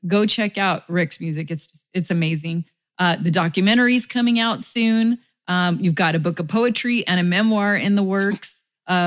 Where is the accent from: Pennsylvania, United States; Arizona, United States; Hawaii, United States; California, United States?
California, United States; Southern; I'm from Southern California